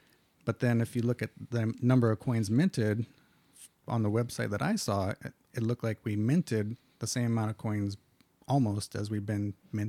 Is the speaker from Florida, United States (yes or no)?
no; California, United States; now in Kansas, United States; As a Californian coming to Kansas, I have been enjoying and the similarities between the California's moving to Texas videos.